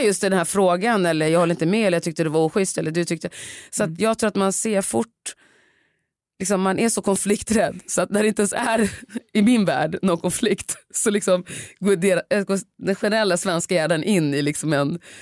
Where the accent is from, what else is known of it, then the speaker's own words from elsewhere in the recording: Sweden; jag är ändå uppvuxen i Sverige